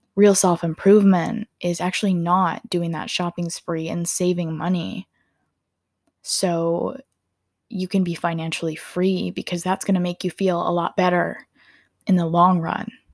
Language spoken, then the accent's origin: English; Minnesota, United States; I'm from Minnesota, and I live about thirty to forty minutes outside of Minneapolis.